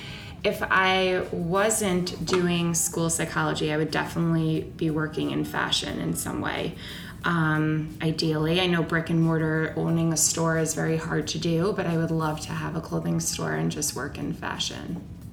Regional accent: New York, United States; moved away as an adult; also born or lived in Maryland; now in Chicago, United States; but I'm originally from New York.

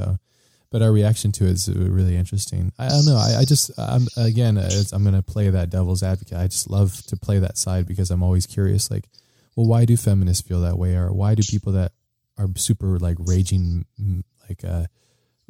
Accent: United States; being an American citizen

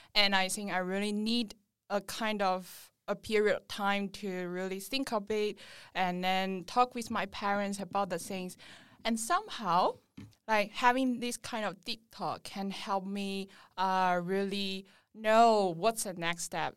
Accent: China; moved away as an adult; now in Sydney, Australia; I'm from China and I'm currently

